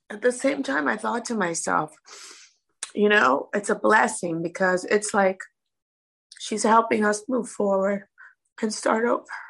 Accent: Miami, Florida, United States; I'm the only American girl on the cast from Miami.

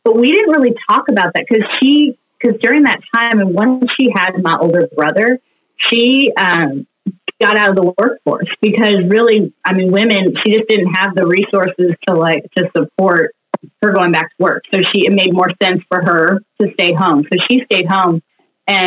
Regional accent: Kentucky, United States; also born or lived in Cincinnati, Ohio; I'm from the area, born in Cincinnati, and then moved down here when I was in fifth grade. So I've grown up in Kentucky

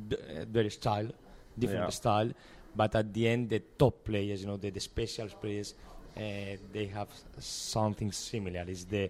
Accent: Spain; I'm from Spain.

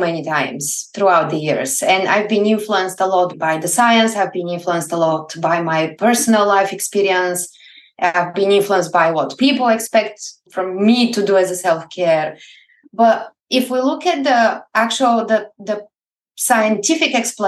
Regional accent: Plovdiv, Plovdiv Province, Bulgaria; English is a second language; moved away as an adult; now in Scotland, United Kingdom; I grew up in Bulgaria and I was born and bred in the oldest city still functioning in Europe, Plovdiv

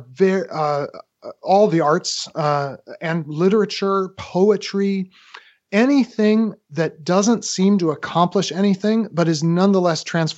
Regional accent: United States; as an American

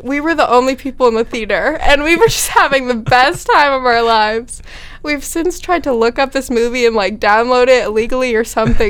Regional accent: Massachusetts, United States

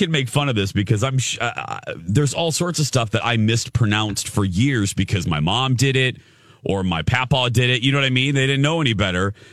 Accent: Indiana, United States; accent: Indiana; my Indiana accent

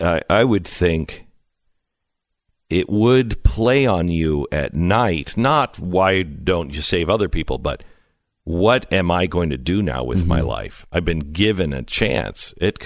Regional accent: Mount Vernon, Washington, United States; also born or lived in Bellingham; now in Phoenix, United States; So I grew up in Mount Vernon in Bellingham.

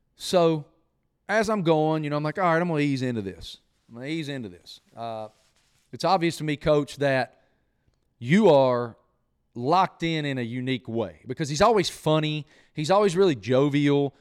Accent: United States; moved away; that new river is the river that I grew up on. I mean, it, it went right through the middle of my hometown

